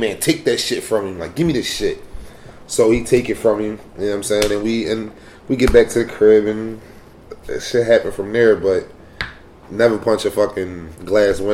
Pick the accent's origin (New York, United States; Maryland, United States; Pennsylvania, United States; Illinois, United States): Pennsylvania, United States; Philadelphia; I'm from Philly.